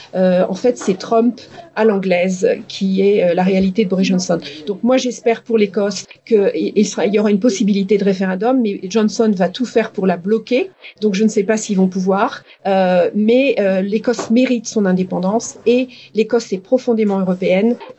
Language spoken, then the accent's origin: French; France; moved away as an adult; also born or lived in Grenoble, France / Dundee, Scotland; now in United Kingdom